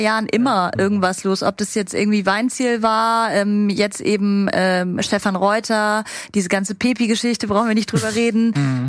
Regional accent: the South, Southern Germany, Germany; ich bin aus dem Süden

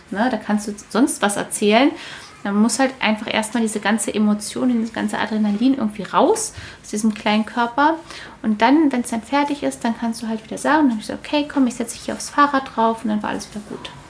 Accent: Berlin, Germany; Wir sind ja beide Berliner.

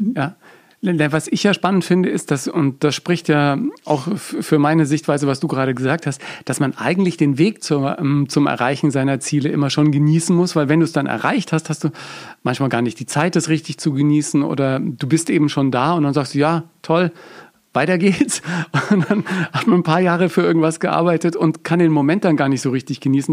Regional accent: Bavaria, Germany; bei uns in Bayern

